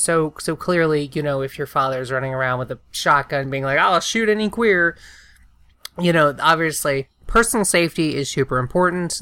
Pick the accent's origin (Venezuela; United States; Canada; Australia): United States; the South; I'm from the South.